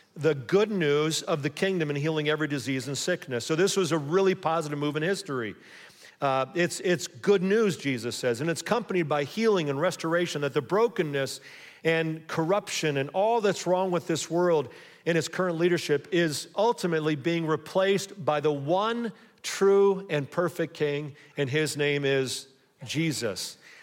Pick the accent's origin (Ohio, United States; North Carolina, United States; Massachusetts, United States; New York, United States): Ohio, United States; Buckeye; I'm an American or a Buckeye